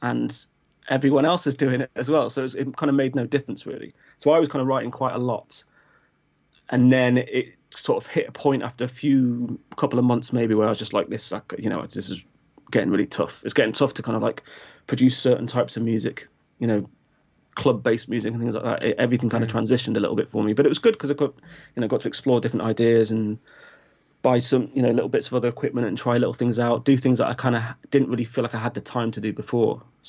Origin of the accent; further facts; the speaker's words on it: Crewe, North West England, United Kingdom; now in Brighton, United Kingdom; I grew up in Crewe, just around your neck of the woods, or near your neck of the woods, I guess.